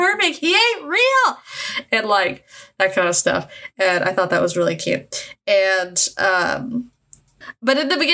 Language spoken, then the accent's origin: English; United States; I'm American